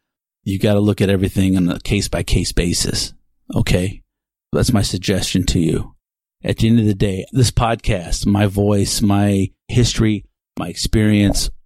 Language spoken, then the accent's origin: English; Texas, United States; I'm a white man born and raised in Texas